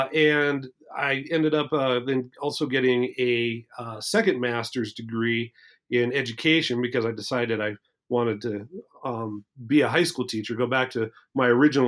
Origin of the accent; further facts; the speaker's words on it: Bozeman, Montana, United States; also born or lived in Minnesota; I'm a native Montana, and I grew up in Bozeman, Montana, which is only about 90 miles north of Yellowstone Park